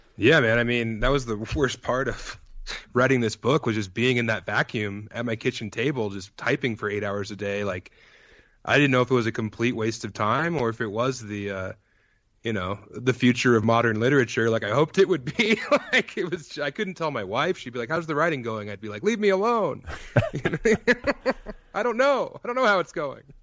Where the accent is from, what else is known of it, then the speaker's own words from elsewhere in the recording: Elizabeth, Colorado, United States; moved away as an adult; also born or lived in Denver, Colorado / Las Vegas, Nevada; I'm from eastern Colorado. I'm from, like, an hour and a half away from Kansas and about an hour away from Denver